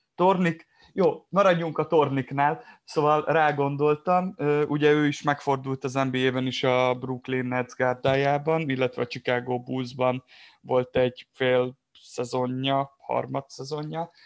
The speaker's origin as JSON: {"language": "Hungarian", "town": "Kiskunfélegyháza", "region": "Bács-Kiskun", "country": "Hungary", "said": "én nem messze onnan Kiskunfél Egyházzal származom"}